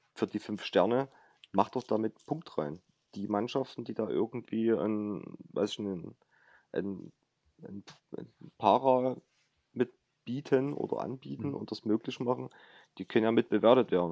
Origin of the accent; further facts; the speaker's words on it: Chemnitz, Saxony, Germany; now in Dresden, Germany; ich komme aus der Nähe von Chemnitz